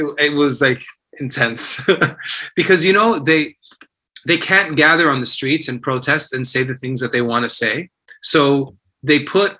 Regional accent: Miami, Florida, United States; I grew up in Miami

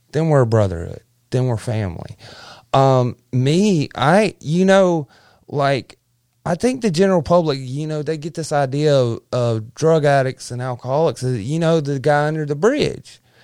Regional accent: Verbena, Alabama, United States; also born or lived in South Florida; we moved from South Florida, um, to Clanton, Al-, Verbena, Alabama

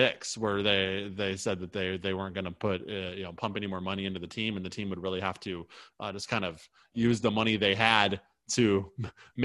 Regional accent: United States; as an American

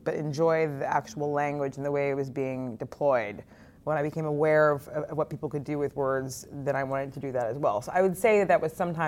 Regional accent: California, United States; moved away as an adult; also born or lived in New York; I did not want to be where I had grown up.

